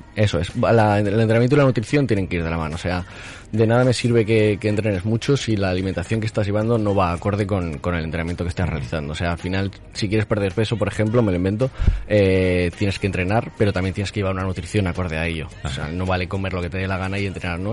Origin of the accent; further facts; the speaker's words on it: Zaragoza, Aragon, Spain; also born or lived in Madrid; Yo estudié en Madrid, pero soy de aquí de Zaragoza